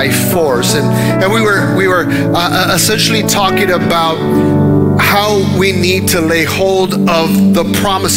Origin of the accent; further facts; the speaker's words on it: Dallas, Texas, United States; moved away; we're from the Dallas area and we travel 45 minutes to get anywhere.